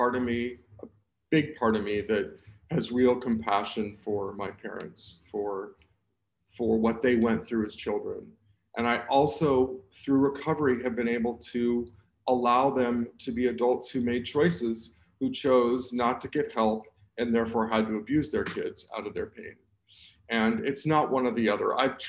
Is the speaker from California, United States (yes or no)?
yes; Southern California, United States; I was born in Southern California.